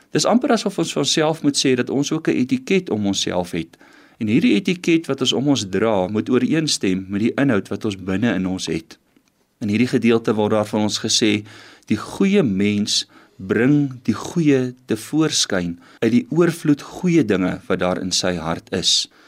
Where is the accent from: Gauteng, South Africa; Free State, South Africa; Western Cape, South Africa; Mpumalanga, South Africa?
Western Cape, South Africa; now in Pretoria, South Africa; Ek het in die Kaap groot geword